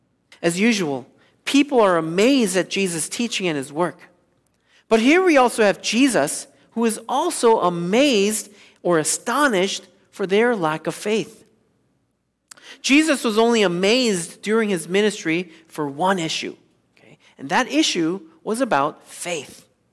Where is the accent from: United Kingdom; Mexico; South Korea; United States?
South Korea; moved away; Most of you know that I grew up in South Korea in the 1980s.